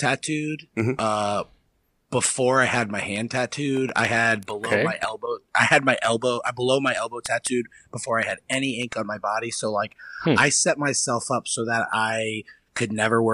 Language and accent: English; New Hampshire, United States; moved away as an adult; now in Ohio, United States; I grew up in New Hampshire my whole life